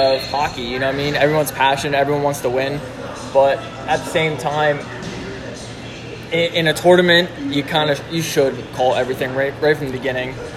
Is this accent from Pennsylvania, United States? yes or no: yes; Philadelphia, Pennsylvania, United States; we're originally from Philadelphia area, if not Pennsylvania